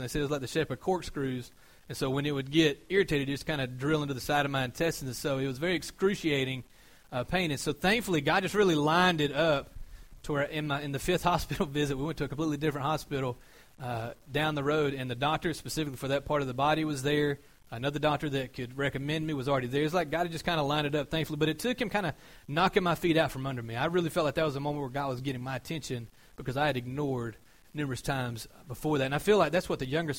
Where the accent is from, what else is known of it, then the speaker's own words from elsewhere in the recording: Georgia, United States; I'm from Georgia